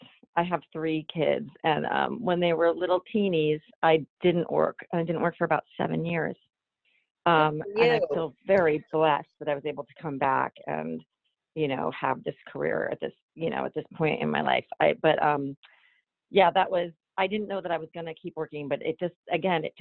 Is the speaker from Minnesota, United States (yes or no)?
yes; Minneapolis, Minnesota, United States; moved away; I'm from Minneapolis